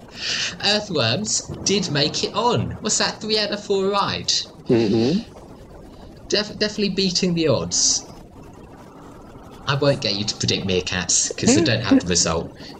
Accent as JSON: {"language": "English", "country": "Australia", "tie": "born or raised there", "said": "I grew up in Australia, where everyone could swim."}